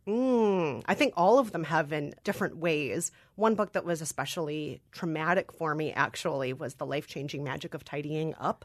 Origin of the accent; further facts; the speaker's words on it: Minnesota, United States; accent: Minnesotan; I am a Korean adoptee, Minnesotan-raised with Irish and German culture